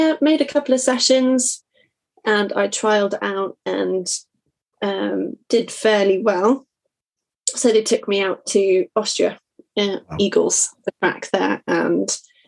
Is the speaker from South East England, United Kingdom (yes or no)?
yes; Buckingham, South East England, United Kingdom; also born or lived in North Marston; I grew up in Buckinghamshire. Around Buckingham.